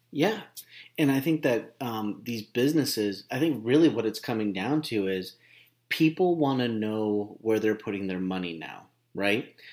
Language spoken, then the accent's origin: English; Glendora, California, United States; I watched my hometown